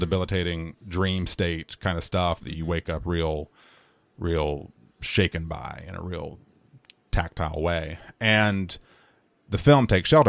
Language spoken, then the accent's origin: English; United States; as an American person, as an American man, as an American white man in my case.